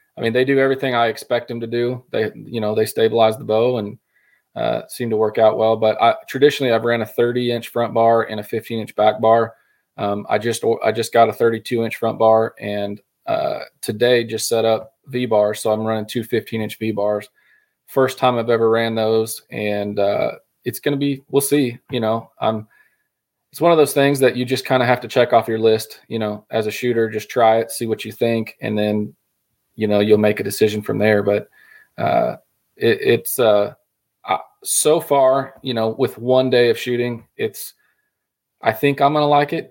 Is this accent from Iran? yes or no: no; Colorado, United States; moved away as an adult; also born or lived in Oklahoma; originally I'm from Colorado, and uh, moved to Oklahoma in college